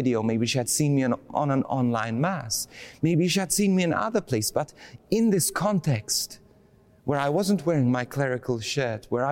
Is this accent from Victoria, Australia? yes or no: yes; Bendigo, Victoria, Australia; I'm from Bendigo.